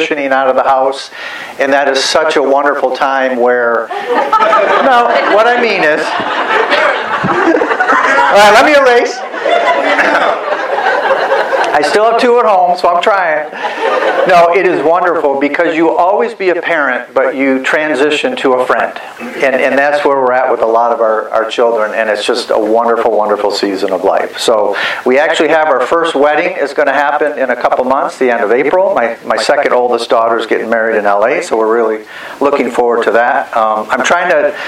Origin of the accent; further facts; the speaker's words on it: Michigan, United States; moved away; I'm originally from Michigan